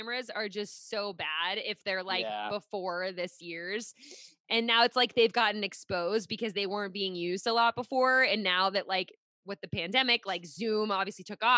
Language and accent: English; Pittsburgh, Pennsylvania, United States; now in Rhode Island, United States; I'm originally from Pittsburgh